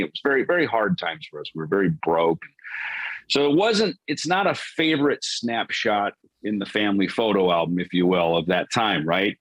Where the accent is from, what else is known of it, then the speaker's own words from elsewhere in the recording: Jackson, Minnesota, United States; also born or lived in Los Angeles, California; now in Phoenix, United States; growing up in Minnesota